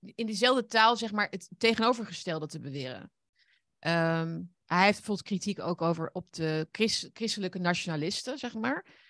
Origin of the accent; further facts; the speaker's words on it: Netherlands; wij zijn trotse Nederlanders